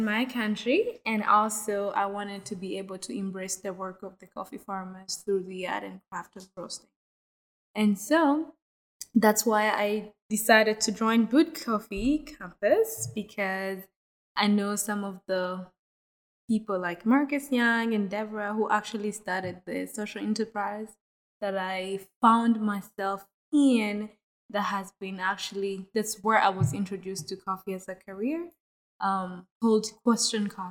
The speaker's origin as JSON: {"language": "English", "region": "Kigali", "country": "Rwanda", "tie": "born or raised there", "said": "I am from Rwanda, and I live in Kigali. I was born and raised there"}